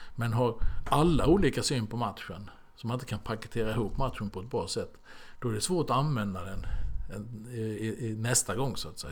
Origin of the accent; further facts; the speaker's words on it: Halmstad, Halland County, Sweden; moved away; also born or lived in Norrköping; jag eh, växte upp hemma i Halmstad med fyra syskon.